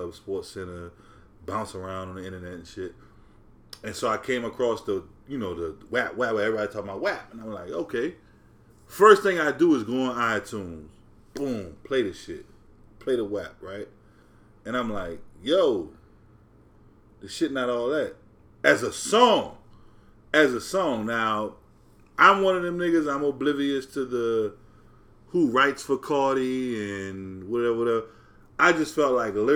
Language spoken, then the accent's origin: English; New Orleans, Louisiana, United States; I'm a nigga from New Orleans.